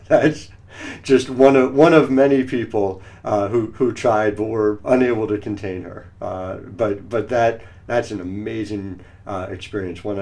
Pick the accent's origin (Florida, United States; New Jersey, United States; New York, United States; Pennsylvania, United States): New Jersey, United States; Cherry Hill; also born or lived in River Vale, New Jersey; I grew up in Cherry Hill. I live in Rivervale now.